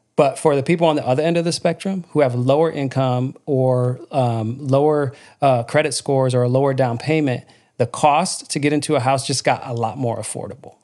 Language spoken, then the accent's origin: English; Lansing, Michigan, United States; I grew up in Michigan and, um, on the south side of Mich-, of Lansing, Michigan